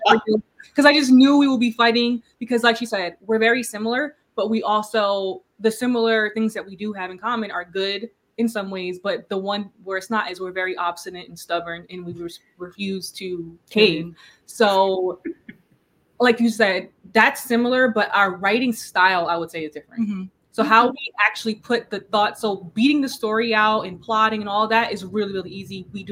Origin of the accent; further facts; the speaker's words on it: East Orange, New Jersey, United States; so we're from New Jersey. It's called East Orange.